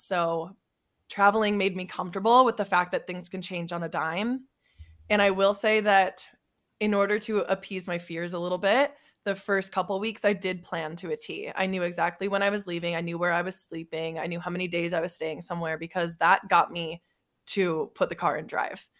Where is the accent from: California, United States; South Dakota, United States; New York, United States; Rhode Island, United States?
South Dakota, United States; moved away as an adult; I'm from South Dakota, ve, a very small town. I graduated high school with forty-eight people